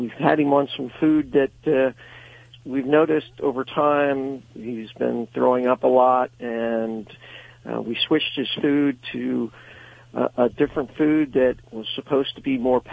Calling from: Fleetwood, Pennsylvania, United States; I'm from a town called Fleetwood that's halfway between Reading and Allentown in Pennsylvania.

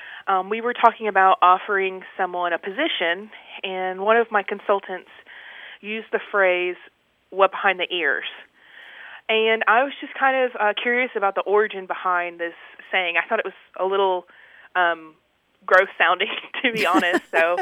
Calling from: Bowling Green, Kentucky, United States; I'm calling from Bowling Green, Kentucky.

